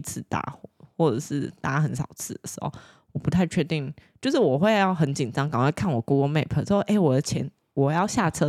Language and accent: Chinese; Taiwan; 我是台湾人，